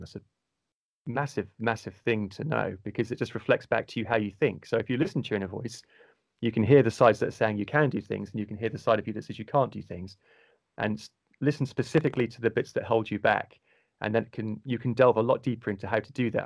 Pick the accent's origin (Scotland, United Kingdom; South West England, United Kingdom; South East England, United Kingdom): South West England, United Kingdom; Cornwall; accent: Cornwall tint; a low soft or cornwall tint to my voice accent